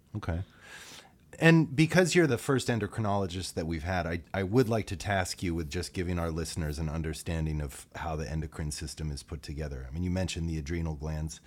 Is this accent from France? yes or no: no; Greenwich, Connecticut, United States; I grew up in Greenwich.